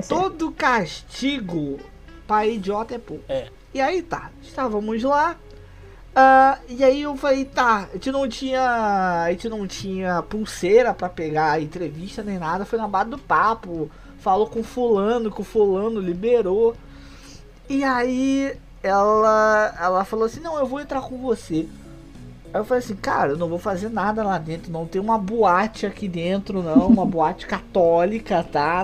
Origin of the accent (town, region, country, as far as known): Rio de Janeiro, Brazil